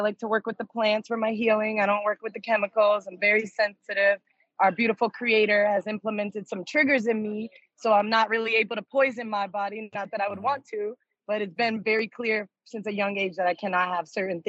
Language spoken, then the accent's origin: English; Springfield, Massachusetts, United States; also born or lived in New York; now in Las Vegas, United States; Well, I'm originally from the East Coast, but right now I'm on the West Coast. I'm in Vegas. I moved to Vegas from New York 11 years ago, and I'm originally from Springfield, Massachusetts, home of the Basketball Hall of Fame.